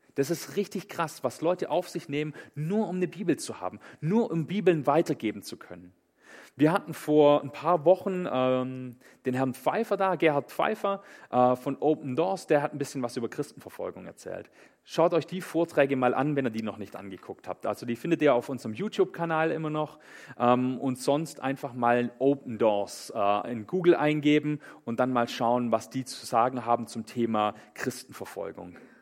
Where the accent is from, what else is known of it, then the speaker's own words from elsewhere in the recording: Swabia, Baden-Württemberg, Germany; ich komme aus dem Schwäbischen